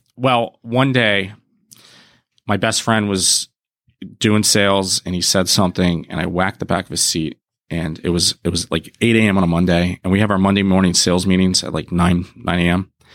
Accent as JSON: {"language": "English", "town": "Harrisburg", "region": "Pennsylvania", "country": "United States", "tie": "born or raised there", "moved": "as an adult", "lives_now": "Pittsburgh, United States", "said": "I'm from the Harrisburg area. Um, and I ended up here for Pitt"}